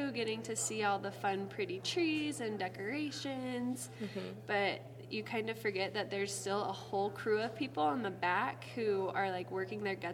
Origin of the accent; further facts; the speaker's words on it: South Jordan, Utah, United States; moved away as an adult; now in Page, Arizona, United States; I'm from Salt Lake, South Jordan.